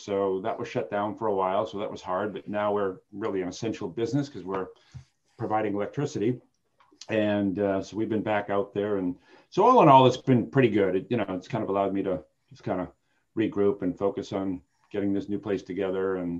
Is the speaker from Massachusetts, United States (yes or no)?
yes; Lowell, Massachusetts, United States; I grew up in Lowell, Massachusetts. the birthplace of Jack Kerouac and the birthplace of the Industrial Revolution in America. But it was a, you know, like everything back in the 60s and 70s, a dying little mill town